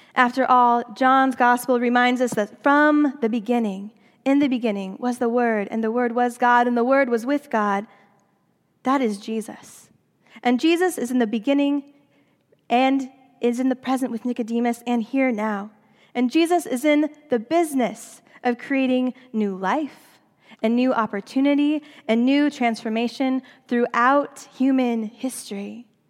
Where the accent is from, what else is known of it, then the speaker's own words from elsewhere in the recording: Seattle, Washington, United States; moved away as an adult; also born or lived in Southern California / Princeton; Seattle is my hometown